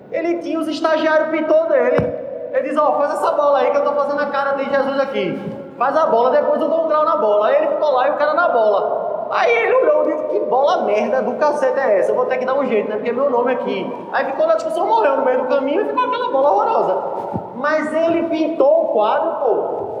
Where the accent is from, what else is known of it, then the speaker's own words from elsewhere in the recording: Italy; Portuguese is a second language; eu sei falar italiano, eu sou italiano, pô.